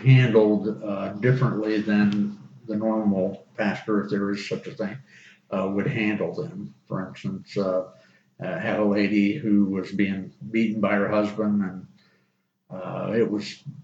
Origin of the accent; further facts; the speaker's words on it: Auburndale, Florida, United States; also born or lived in South Alabama; I grew up in Auburndale and was there until I graduated from high school